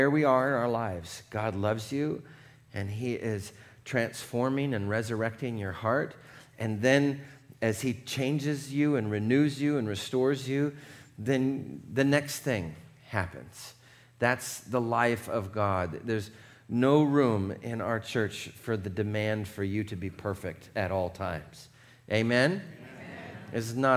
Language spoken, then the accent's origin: English; Seattle, Washington, United States; now in California, United States; I grew up in Seattle. We did everything in the rain